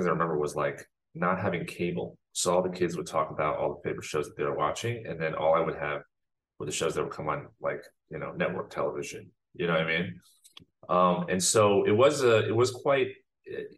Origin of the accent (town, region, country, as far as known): West Orange, New Jersey, United States; born or raised there; also born or lived in Shanghai, China